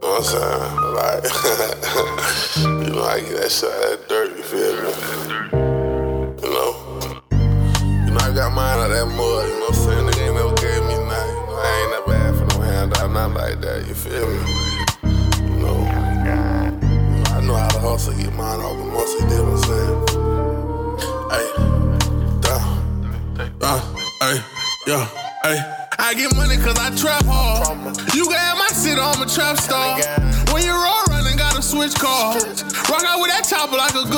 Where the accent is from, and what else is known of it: Orlando, Florida, United States